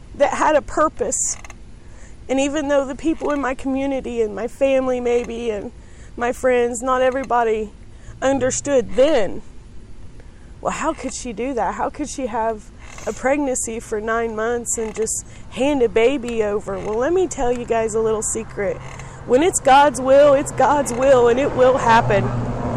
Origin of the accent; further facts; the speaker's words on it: Greensburg, Indiana, United States; moved away as an adult; also born or lived in Las Vegas, Nevada; that's the way we were raised in Decatur County